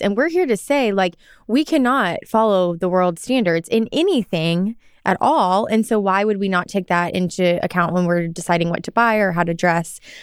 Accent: Arkansas, United States; moved away as an adult; I grew up in Arkansas, so the South

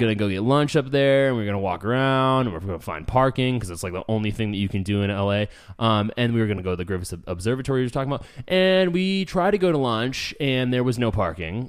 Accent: Escondido, California, United States; moved away; I am a native San Diegan. I was born in Escondido

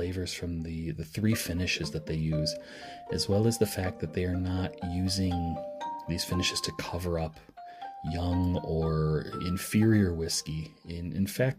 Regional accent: Michigan, United States; moving to my home state of Michigan

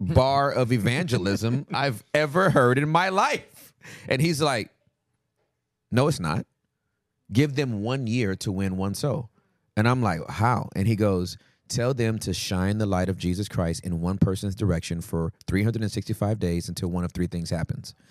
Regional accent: United States; we're American

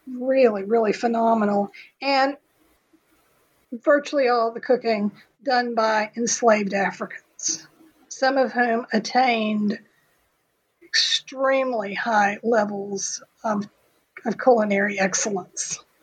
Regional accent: Texas, United States; I'm a historian. I'm from Texas.

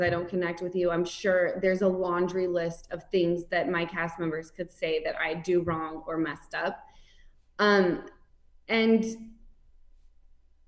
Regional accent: Salt Lake City, Utah, United States; I grew up in Salt Lake City

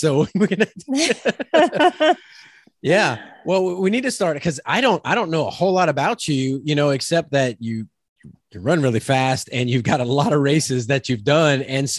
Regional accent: Louisiana, United States; now in Oklahoma, United States; cause I'm from Louisiana, live in Oklahoma.

